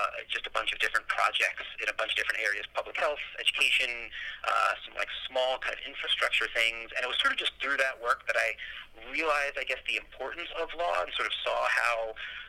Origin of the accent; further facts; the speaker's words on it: New Jersey, United States; moved away as an adult; also born or lived in New York / Colorado; now in Denver, United States; I'm from the East Coast. I grew up in New Jersey